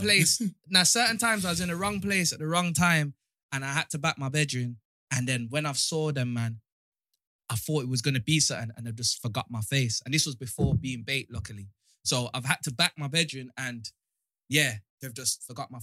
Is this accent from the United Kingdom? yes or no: yes; Birmingham, West Midlands, United Kingdom; I'm from Handsworth.